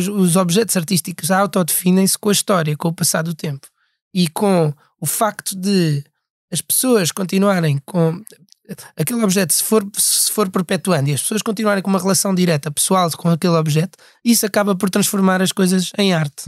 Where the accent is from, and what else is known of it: Portugal; accent: European Portuguese